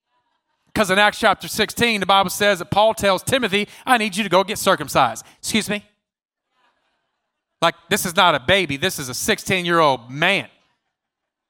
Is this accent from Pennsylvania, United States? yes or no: no; California, United States; I'm from California.